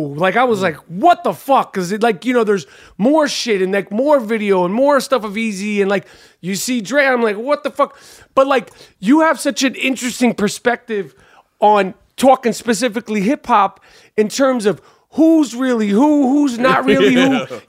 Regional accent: New York, United States; Like, I'm from New York. We've only heard New York hip-hop except for, like, a few pieces.

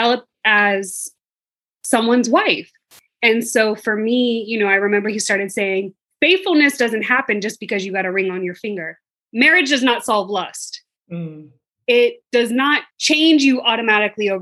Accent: Atlanta, Georgia, United States; moved away as an adult; now in Bermuda; I'm from Atlanta, living in Bermuda.

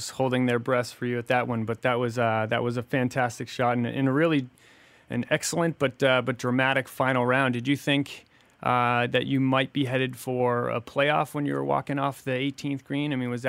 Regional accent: Boston area, Massachusetts, United States; I'm from the Boston area

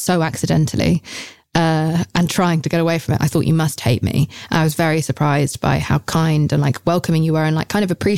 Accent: United Kingdom; I'm British.

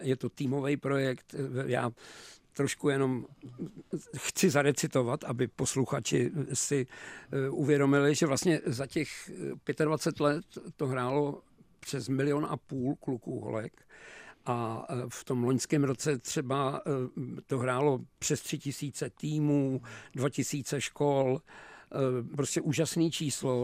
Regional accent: Pardubice, Pardubice Region, Czechia; moved away as an adult; now in Prague, Czechia; já jsem Pardubák, takže už jenom to, že to, tohleto město Velký Pardubický Dynama a Zlatý přilby, prostě tomu se neubráníš, když tam žiješ

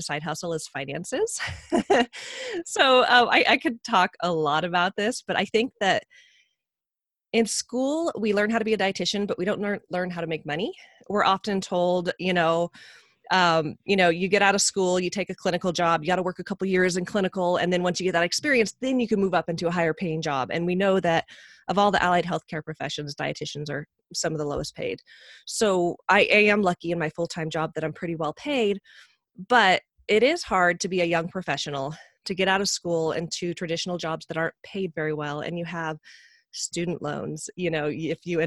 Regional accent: Medford, Oregon, United States; we were both from Medford, Oregon

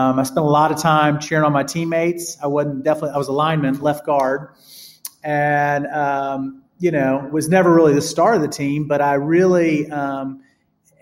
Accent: Vestavia Hills, Alabama, United States; I grew up in Birmingham

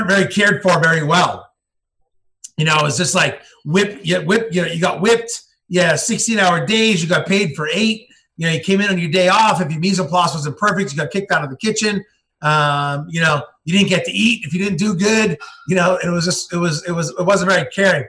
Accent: Billerica, Massachusetts, United States; I'm from Boston. I was raised outside of Boston in a little town, Billerica, Massachusetts.

